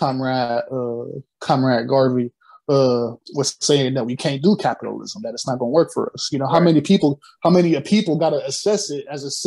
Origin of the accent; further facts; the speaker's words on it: Akron, Ohio, United States; my hometown, I come from Akron